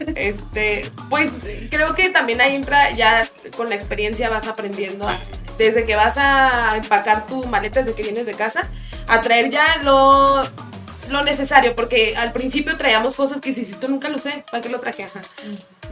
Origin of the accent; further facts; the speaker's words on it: Mexico; como buen mexicano